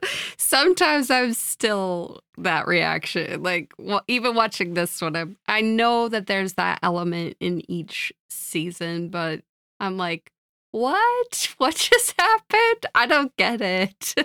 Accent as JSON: {"language": "English", "region": "Midwest", "country": "United States", "said": "I'm a Midwesterner"}